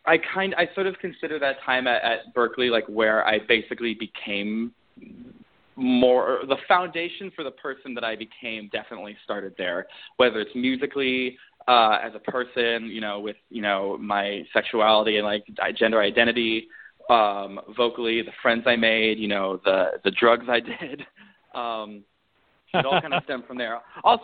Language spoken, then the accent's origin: English; Beijing, China; also born or lived in Milwaukee; Because I was born in Milwaukee, Wisconsin, but I haven't lived back in Wisconsin since, like, elementary school. So I actually moved out to Beijing when I was 9 because my dad got a job over there.